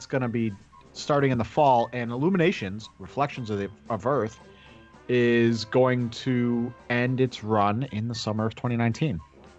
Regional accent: East Coast, United States; I grew up on the East Coast

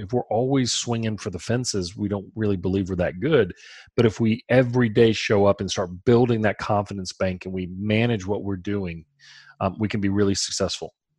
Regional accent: Baton Rouge, Louisiana, United States; We're from Baton Rouge

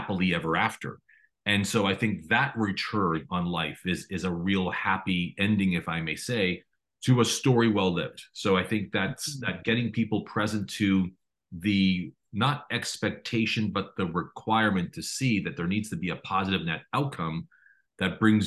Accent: Toronto, Ontario, Canada; I was born and raised in Toronto

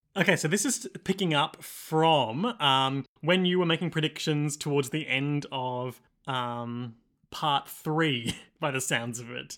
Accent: Australia; as an Australian podcaster

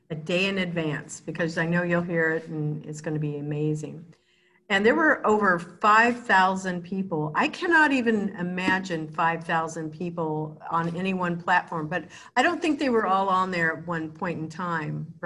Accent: Kansas, United States; born there; also born or lived in Arizona / California; I was born in Kansas, but I've lived all over the United States, Arizona, California

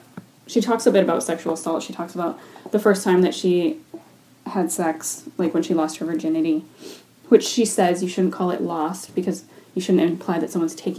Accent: United States; now in Canada; growing up in the States

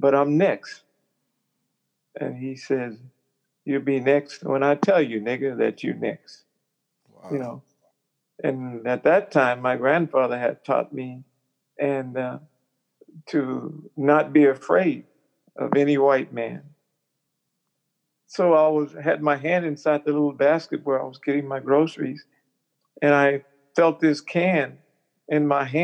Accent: Topeka, Kansas, United States; also born or lived in Indianola, Mississippi; I was born in Indianola, Mississippi, which is in the Delta, but I was raised in Topeka, Kansas.

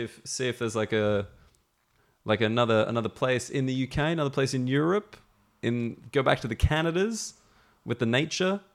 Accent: Australia; moved away; I'm Australian

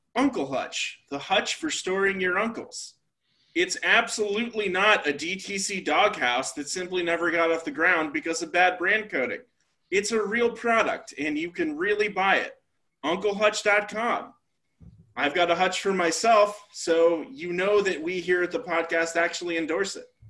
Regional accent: Atlanta, Georgia, United States; moved away as an adult; also born or lived in New York; I'm from Atlanta.

